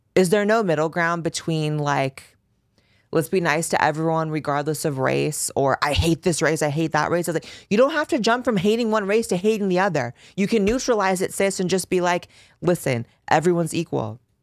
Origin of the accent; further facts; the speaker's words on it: Bay Area, Northern California, United States; I grew up in California, baby. I grew up in Northern California. I grew up running through the Bay Area.